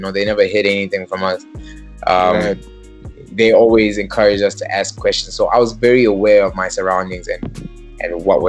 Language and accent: English; Mafikeng, North West, South Africa; also born or lived in Atlanta, Georgia, United States; I tell everyone that I'm from Mafikeng. But I was actually born in Atlanta, Georgia.